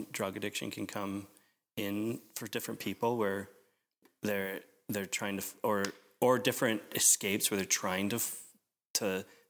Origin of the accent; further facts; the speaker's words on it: Portland, Oregon, United States; now in Vancouver, Canada; I'm from Portland, Oregon.